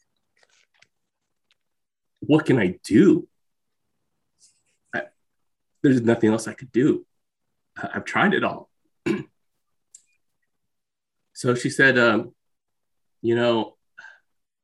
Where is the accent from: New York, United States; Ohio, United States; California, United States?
California, United States; Bay Area; I'm Filipino. I'm the son of immigrants. I'm from the Bay Area